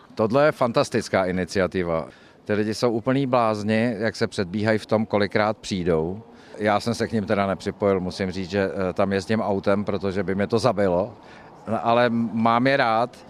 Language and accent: Czech; České Budějovice, South Bohemian Region, Czechia; já jsem se tady narodil